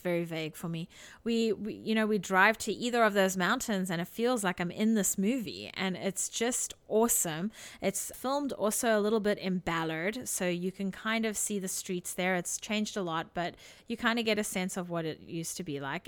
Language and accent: English; South Africa; moved away; Growing up in South Africa